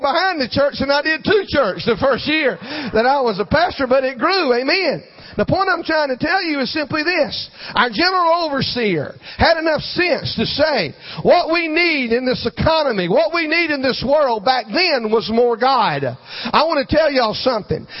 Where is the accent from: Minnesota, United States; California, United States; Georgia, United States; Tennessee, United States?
Georgia, United States; Jesup; The pastor of a little church in my hometown, Jessup, Georgia